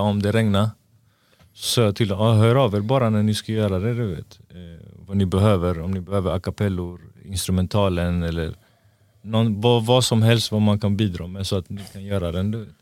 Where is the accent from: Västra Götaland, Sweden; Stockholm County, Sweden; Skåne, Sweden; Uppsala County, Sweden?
Västra Götaland, Sweden; Gothenburg; also born or lived in Angered, Gothenburg; alla vi var ju från Hammarkullen. Sen flyttade mina föräldrar från Hammarkullen till Angered